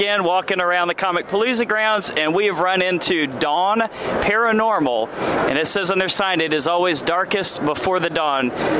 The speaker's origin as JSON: {"language": "English", "town": "Spring", "region": "Texas", "country": "United States", "said": "We're from Spring."}